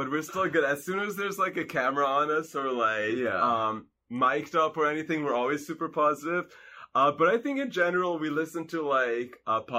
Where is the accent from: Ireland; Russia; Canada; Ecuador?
Canada; first language Hungarian; English is a second language; we are Canadian. Canada. But yeah, we're Hungarian.